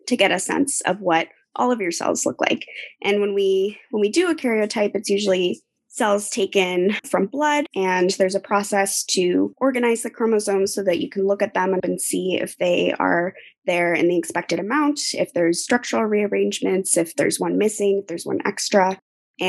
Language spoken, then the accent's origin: English; Portland, Oregon, United States; moved away as an adult; also born or lived in Southern California; now in Boston, United States; I grew up in Portland, Oregon, so West Coast native